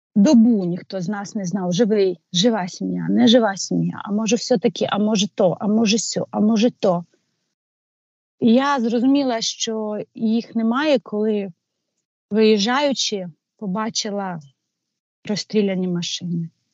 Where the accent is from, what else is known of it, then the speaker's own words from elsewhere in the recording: Ukraine; also born or lived in Kyiv suburbs; ми українці